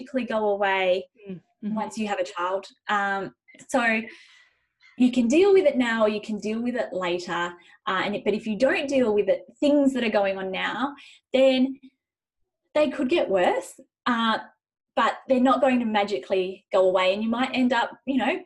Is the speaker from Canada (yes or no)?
no; Zimbabwe; now in Western Australia, Australia; I was born in Zimbabwe